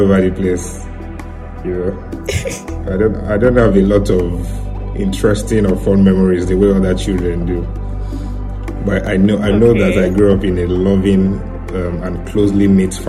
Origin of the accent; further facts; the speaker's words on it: Osun, Nigeria; I was born in Osun